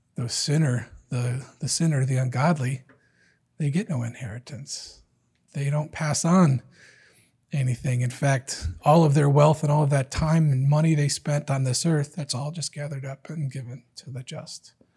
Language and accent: English; Detroit, Michigan, United States; I'm from Detroit